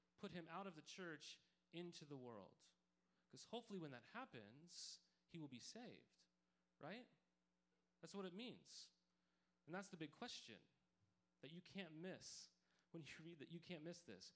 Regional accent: Montana, United States; growing up in Montana was a place you could play in just like it was heaven any season of the year

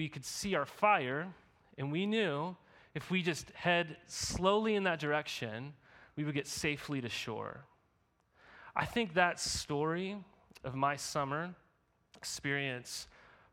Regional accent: Montana, United States; right outside of my hometown I grew up in Montana

